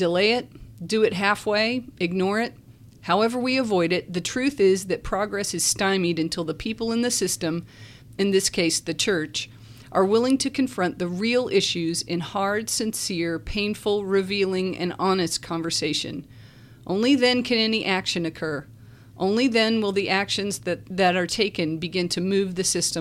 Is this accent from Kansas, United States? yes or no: no; Virginia, United States; moved away as an adult; also born or lived in Charlotte, North Carolina; now in Lynchburg, United States; I grew up in Virginia, and then I came in 85.